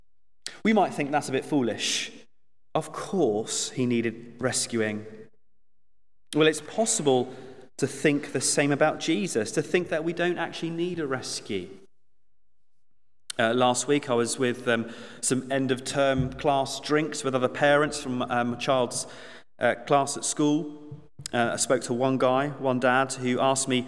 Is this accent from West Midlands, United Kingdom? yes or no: no; Suffolk, East of England, United Kingdom; moved away; I grew up on Christmas Lane, believe it or not. My parents still live there in Suffolk